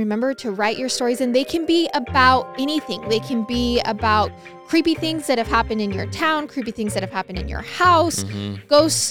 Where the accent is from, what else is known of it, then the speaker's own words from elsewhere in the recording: Nebraska, United States; I grew up in Nebraska, right along Interstate 80, which is a very high trafficking interstate.